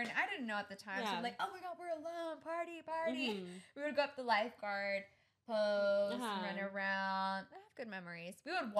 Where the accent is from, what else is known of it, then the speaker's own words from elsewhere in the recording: Los Angeles, California, United States; I grew up in Venice Beach.